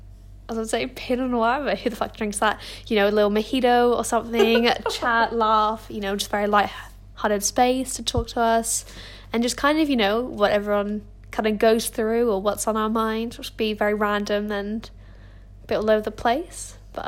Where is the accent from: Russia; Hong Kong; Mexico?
Hong Kong; But I'm French and Australian. So we'll dive into a little bit of that. Oh no, I grew up in Hong Kong, so I'm just a bit cultured.